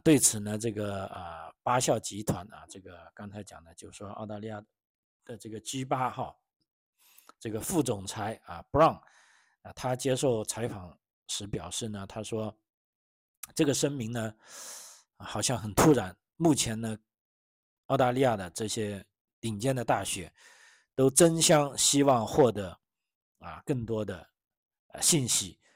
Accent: China; now in Australia; 我是来自中国的

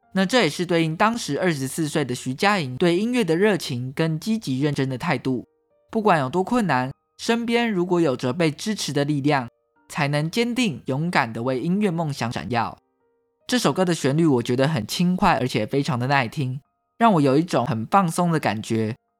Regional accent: Taiwan; 台湾是一块宝岛，同时也是我们的家乡

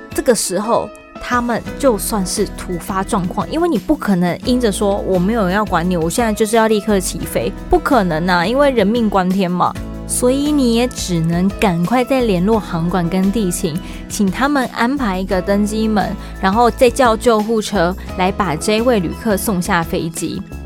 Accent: Taiwan; 我们自己在讲台语的时候啊，北部、中部、南部都会有一点口音

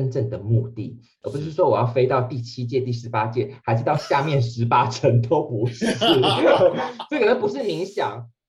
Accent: Taiwan; 我跟你讲，好险，我们是台湾人，我们可以讲这种话。

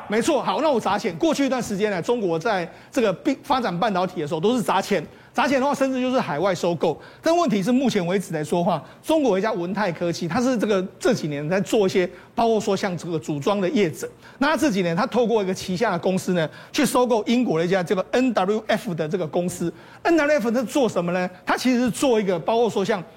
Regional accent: Taiwan; 我们台湾人

